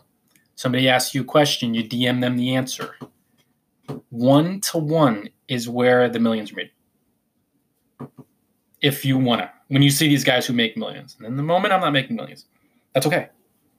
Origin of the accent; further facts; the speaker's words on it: Northern New Jersey, United States; I am from Northern New Jersey, so I say Quora